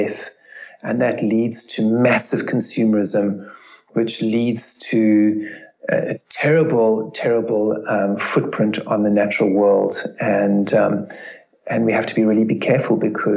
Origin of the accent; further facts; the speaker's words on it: South Africa; growing up in South Africa